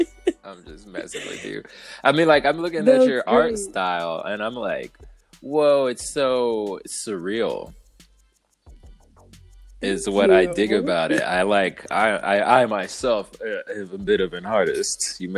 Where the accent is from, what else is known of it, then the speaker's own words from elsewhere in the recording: Los Angeles, California, United States; I am from Los Angeles proper. I'm bougie as shit.